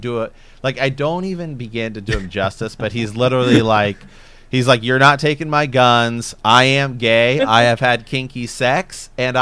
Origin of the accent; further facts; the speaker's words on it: Ohio, United States; moved away; also born or lived in West Coast; we're from Ohio